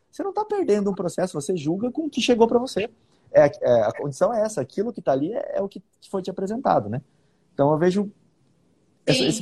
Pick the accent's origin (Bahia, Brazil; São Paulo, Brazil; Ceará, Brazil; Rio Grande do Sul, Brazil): São Paulo, Brazil; Bauru; now in Campo Grande, Brazil; Eu sou de Bauru, interior de São Paulo, né? Eu nasci lá e depois, por causa do concurso, hoje eu, eu moro em Campo Grande. Já sou campo grandense, vamos dizer assim.